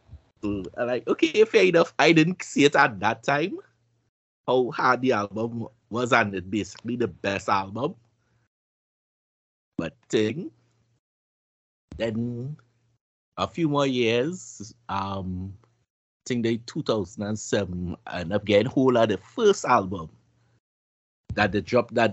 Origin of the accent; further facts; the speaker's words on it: Virginia, United States; I'm from Virginia, but ain't shit to do but cook.